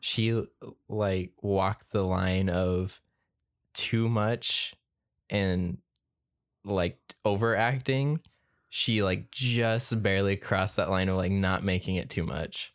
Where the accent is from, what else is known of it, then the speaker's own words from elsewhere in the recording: Southern California, United States; as Southern Californian